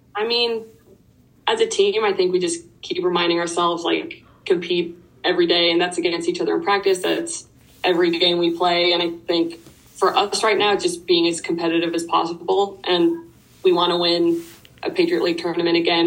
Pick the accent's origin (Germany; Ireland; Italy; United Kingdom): Ireland; Dublin, Leinster; moved away as an adult; now in United States; I'm from Ireland. I grew up in Dublin, which is the capital. Um, I moved to the US when I was 18